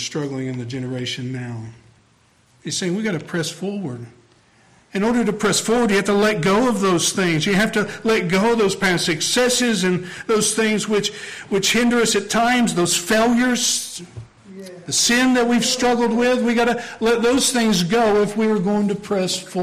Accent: Tennessee, United States; moved away; I'm from the Bible Belt in Tennessee. It comes out every now and then, sneaks out. My accent betrays me

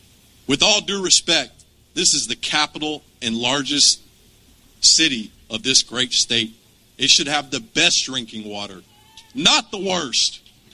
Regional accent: Oxford, Mississippi, United States; I was born in Oxford, Mississippi.

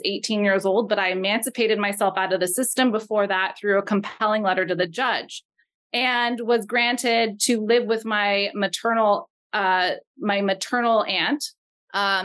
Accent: Los Angeles, California, United States; now in Portland, United States; where I grew up in Los Angeles

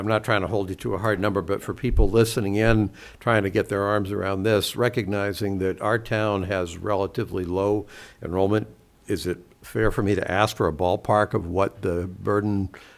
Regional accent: Seekonk, Massachusetts, United States; now in Medfield, United States; as a native, as someone who grew up in Seekonk, in all my entire life

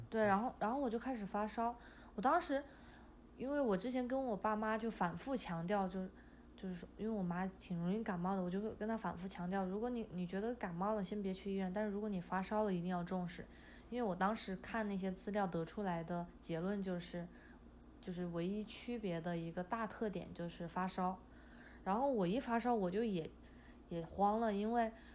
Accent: Chongqing, China; now in United States; 我的老家是在重庆，就离武汉就是挨着挺近的嘛

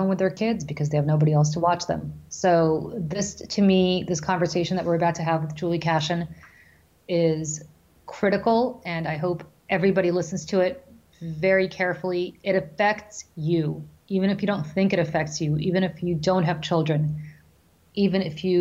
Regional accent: New Jersey, United States; my home state of New Jersey

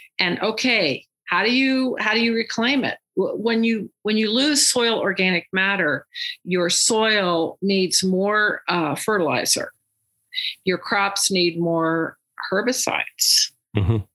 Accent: West Virginia, United States; moved away; also born or lived in Texas; I grew up in West Virginia

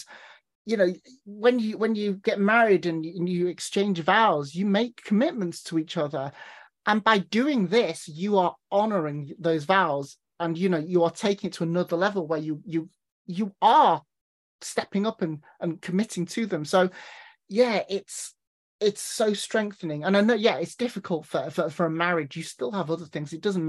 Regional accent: North West England, United Kingdom; I mean, I'm originally from Cheshire, bordering Manchester. So mate is the word that everyone throws around.

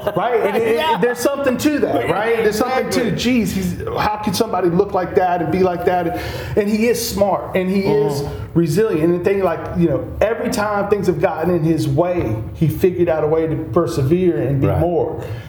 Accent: Pensacola, Florida, United States; they say, hey, where are you from? I said, Pensacola, Florida.

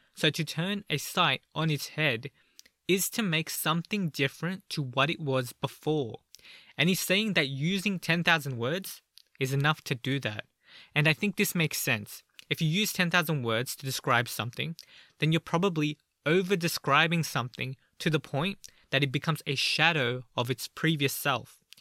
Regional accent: Australia; I'm from Australia

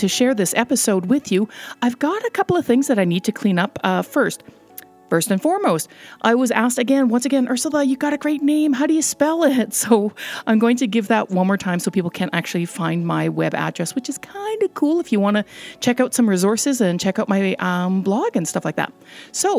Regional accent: Canada; also born or lived in Netherlands; I was born in the Netherlands quite a number of years ago, and we immigrated to Canada when I was just less than a year old

